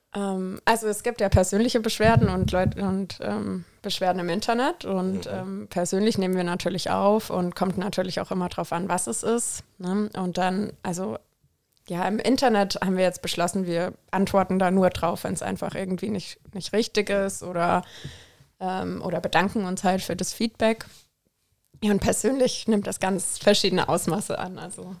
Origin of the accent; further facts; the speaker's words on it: Southern Germany, Germany; moved away as an adult; now in Koblenz, Germany; ich komme ja auch aus dem Süden von Deutschland